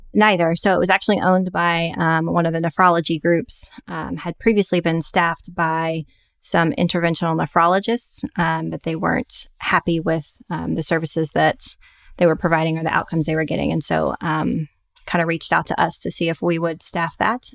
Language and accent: English; Little Rock, Arkansas, United States; moved away as an adult; found a private practice group in my hometown of Little Rock, Arkansas.